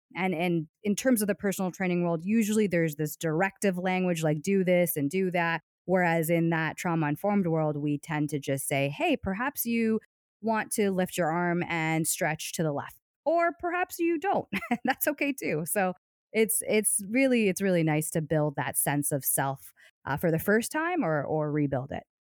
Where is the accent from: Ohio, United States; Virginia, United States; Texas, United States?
Ohio, United States; Hudson; a company called Joann Fabrics, which, if you live in the U S, you're, I'm sure you're aware of that, that company, and they're headquartered in my, in my hometown